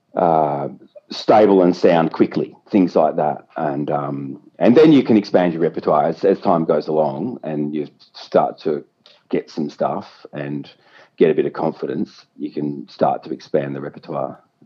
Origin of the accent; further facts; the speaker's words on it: Yarra Glen, Victoria, Australia; I grew up in Yarra Glen